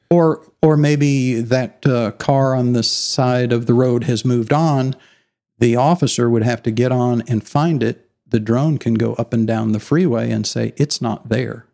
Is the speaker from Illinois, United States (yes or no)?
yes; Illinois, United States; moved away as an adult; also born or lived in Dallas, Texas; now in Allen, Texas, United States; I was raised in Illinois, in the Corn Belt